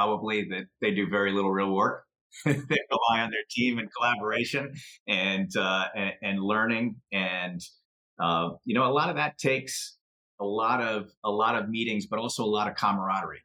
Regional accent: Chicago, Illinois, United States; also born or lived in suburban Philadelphia; now in Philadelphia, United States; I grew up in Chicago

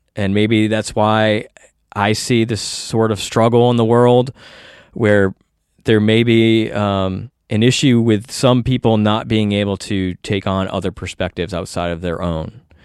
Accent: United States; as an American

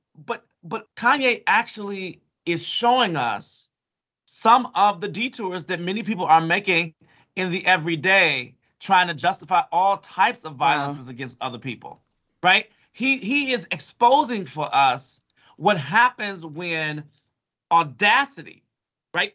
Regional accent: Chicago, Illinois, United States; I'm from Chicago.

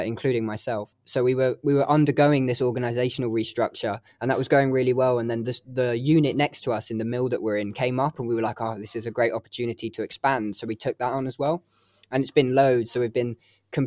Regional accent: Hertfordshire, East of England, United Kingdom; moved away as an adult; now in Leeds, United Kingdom; I'm actually from Hertfordshire, which is, you know, just above London. I moved to Leeds for uni and then stuck to it like glue.

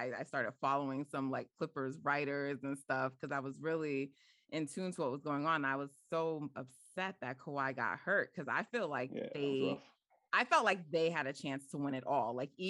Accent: New York, United States; I'm from New York. I'm not from, you know, the Bay.

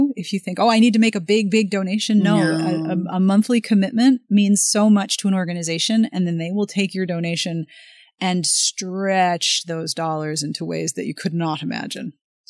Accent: Pittsburgh, Pennsylvania, United States; I am from Pittsburgh.

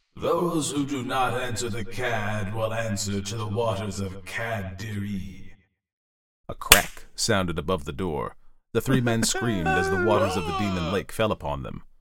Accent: Delaware, United States; my home state of Delaware

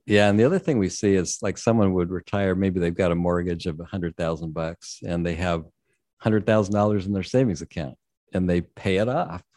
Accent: San Diego, California, United States; I'm in San Diego, born and raised in San Diego, so I've never spent a winter in New England

